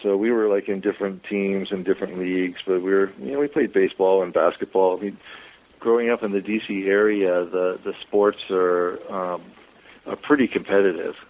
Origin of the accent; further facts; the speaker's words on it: Falls Church, Virginia, United States; moved away as an adult; also born or lived in New York; I mostly grew up in Northern Virginia. That's where I went to grade school and finished high school, in Falls Church, Virginia.